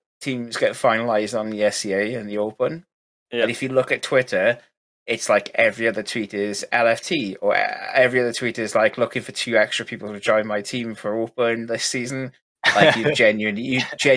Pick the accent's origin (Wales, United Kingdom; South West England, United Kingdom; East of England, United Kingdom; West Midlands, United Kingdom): Wales, United Kingdom; being Welsh